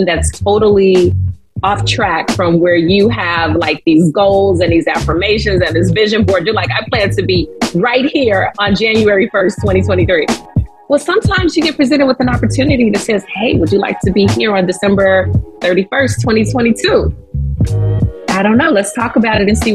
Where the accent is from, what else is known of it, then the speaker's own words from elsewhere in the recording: Chicago, Illinois, United States; I grew up on the West Side of Chicago, public housing, single mother, hardworking single mother